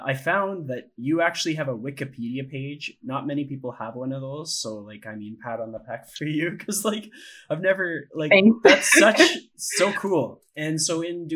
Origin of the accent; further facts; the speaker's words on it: Ponoka, Alberta, Canada; I was born in Ponoka and I grew up nearby.